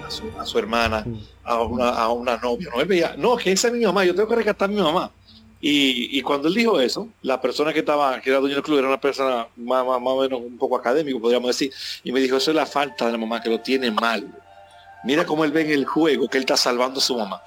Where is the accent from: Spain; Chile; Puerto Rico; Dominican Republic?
Dominican Republic; en mi país, en República Dominicana